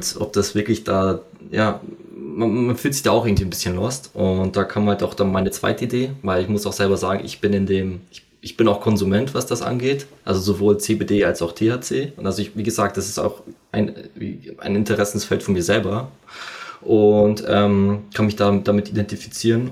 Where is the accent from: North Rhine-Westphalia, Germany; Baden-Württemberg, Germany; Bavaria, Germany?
Bavaria, Germany; Amberg; moved away as an adult; also born or lived in Fürstenfeldbruck / Munich; ich komme ja eigentlich aus Amberg, da gab es halt leider nicht so viel Angebot ähm, wegen dieser Ausbildung